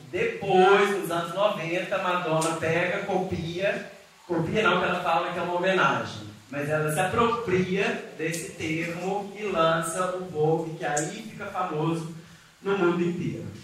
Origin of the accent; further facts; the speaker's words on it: Coronel Fabriciano, Minas Gerais, Brazil; moved away as an adult; also born or lived in Buenos Aires; eu sou de Coronel Fabriciano, Roça, quem não conhece por aí, Patinga, do lado de Patinga, né, Vale do Aço. Estudei escola católica a vida inteira